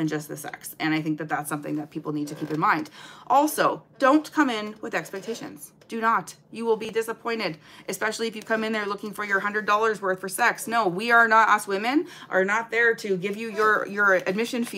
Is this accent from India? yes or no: no; Canada; I'm Canadian